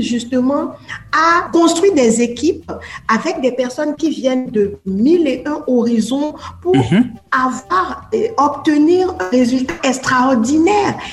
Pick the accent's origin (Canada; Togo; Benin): Benin; moved away as an adult; also born or lived in France; j'avais mhm. déjà 21 ans quand j'ai quitté le Bénin